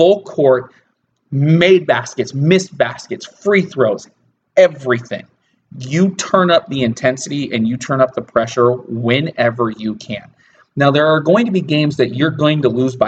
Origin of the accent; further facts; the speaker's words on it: Spokane, Washington, United States; I am from Spokane.